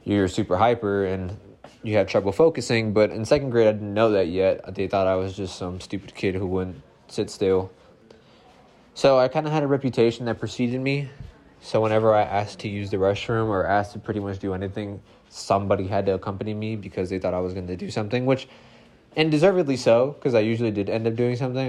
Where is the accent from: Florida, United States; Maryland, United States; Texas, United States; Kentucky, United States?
Florida, United States; West Palm Beach; I grew up in West Palm Beach.